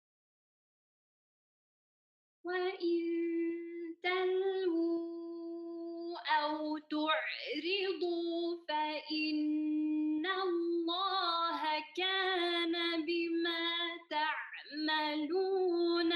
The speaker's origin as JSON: {"language": "English", "town": "Glasgow", "region": "Scotland", "country": "United Kingdom", "tie": "born or raised there", "said": "I'm from Glasgow, Scotland, and this is where I grew up"}